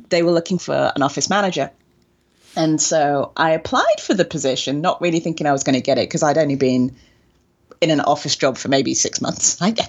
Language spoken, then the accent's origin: English; England, United Kingdom; like I said, in England, it wasn't a thing. And being British, we don't, we understand the tipping culture.